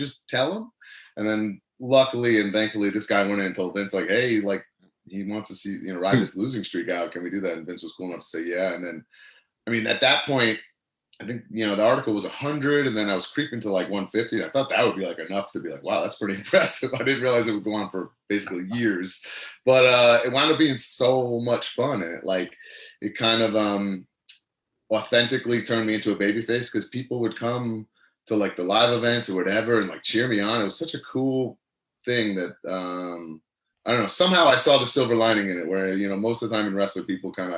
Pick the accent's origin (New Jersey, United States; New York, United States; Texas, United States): New York, United States; Long Island; my hometown now in Long Island